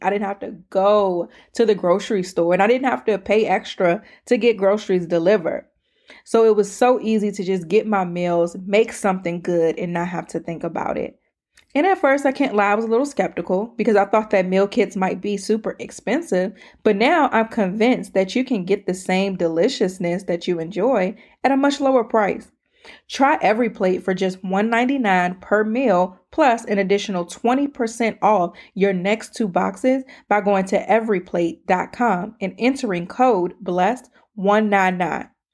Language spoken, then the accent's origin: English; Prince George's County, Maryland, United States; accent: PG; my PG accent